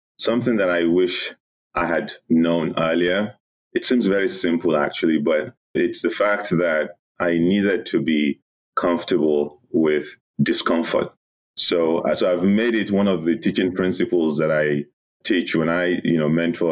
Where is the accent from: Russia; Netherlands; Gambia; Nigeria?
Nigeria; moved away as an adult; also born or lived in New Jersey; now in United States; I'm originally from Nigeria. I was born in Nigeria. I began my professional career in Nigeria as well. I schooled there.